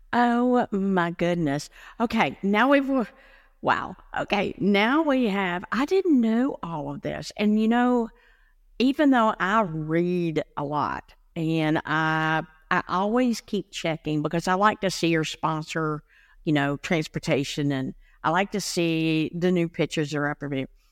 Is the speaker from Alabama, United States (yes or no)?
no; Blue Ridge Mountains of North Carolina, United States; I come from the Blue Ridge Mountains of North Carolina